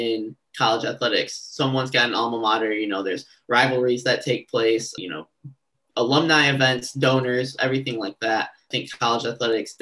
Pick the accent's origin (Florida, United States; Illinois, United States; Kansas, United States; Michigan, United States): Michigan, United States; Lansing; I'm from Michigan, from the Lansing, Michigan area. So I knew I wanted to come home, see family